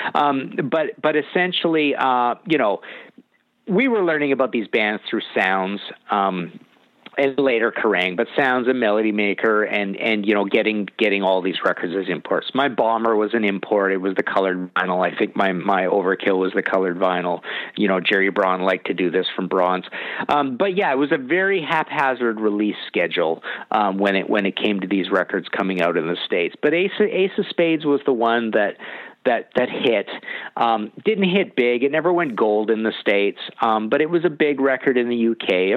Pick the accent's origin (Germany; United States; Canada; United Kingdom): Canada; British Columbia; I'm from Canada